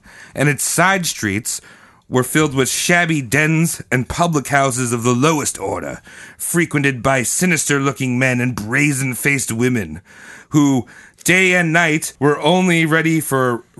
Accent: United States; as American citizens

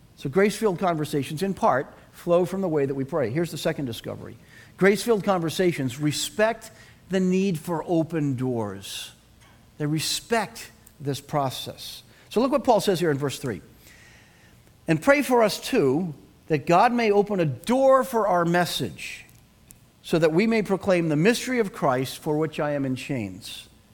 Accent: Boston, Massachusetts, United States; accent: Boston; I had no traces of my Boston accent left at all

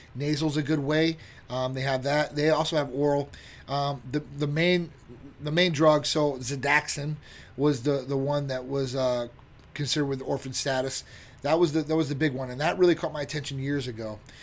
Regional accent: Chicago, Illinois, United States; now in Florida, United States; I'm from Chicago, originally Midwest area

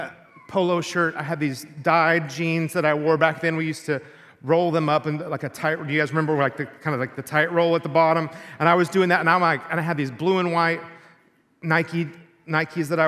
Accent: Texas, United States; when I was in sixth grade, where I grew up in Texas

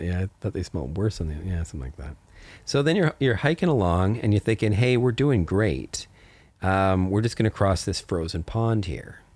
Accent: Canada; I grew up in Canada in the mountains.

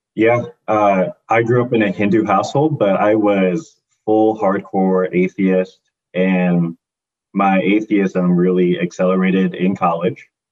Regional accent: Hoffman Estates, Illinois, United States; I grew up in the United States, in Hoffman Estates specifically, a little suburb of Illinois

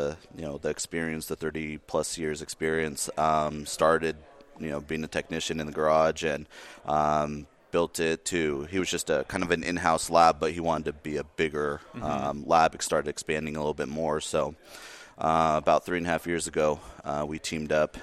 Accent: San Diego, California, United States; now in Asheville, United States; Originally from San Diego

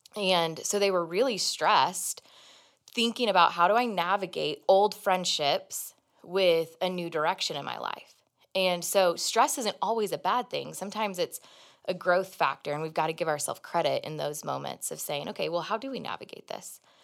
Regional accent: Kansas City, Missouri, United States; moved away; Jonathan and I go home, 'cause we're both from Kansas City area

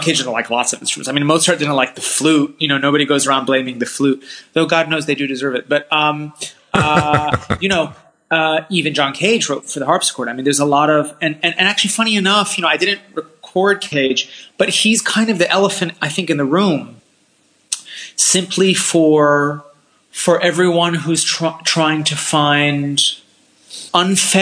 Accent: Washington, District of Columbia, United States; moved away as an adult; also born or lived in California; now in Europe; I grew up in D.C.

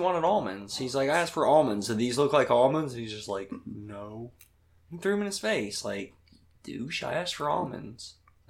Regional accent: West Virginia, United States; I'm from West Virginia.

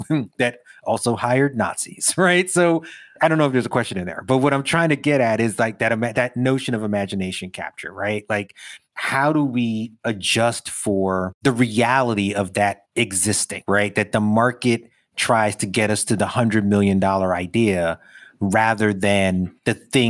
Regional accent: Brooklyn, New York, United States; Even as a kid growing up in Brooklyn with all the shit that meant in the 80s, there was a feeling of we did this thing.

